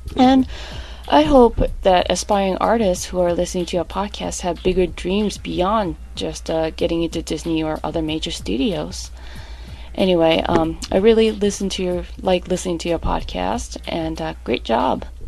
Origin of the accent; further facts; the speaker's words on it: Japan; now in New York, United States; I was born in Japan, and I grew up immersing myself in manga and anime